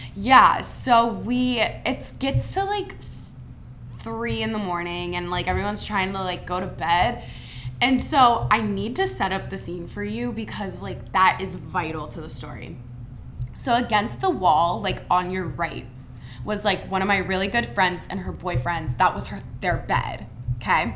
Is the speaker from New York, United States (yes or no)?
no; Mason, Ohio, United States; I'm from Cincinnati, Ohio, Mason to be precise, 30 minutes north of Xavier.